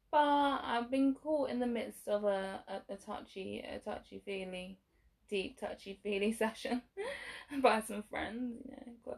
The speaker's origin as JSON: {"language": "English", "country": "Jamaica", "said": "that I'm Jamaican myself."}